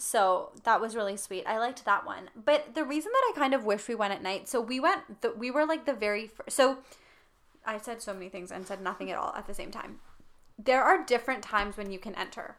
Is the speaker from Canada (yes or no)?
yes; Canada; we grew up in Canada for the most part